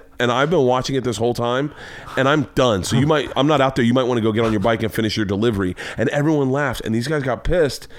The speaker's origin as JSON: {"language": "English", "region": "Florida", "country": "United States", "tie": "born or raised there", "said": "I grew up in Florida"}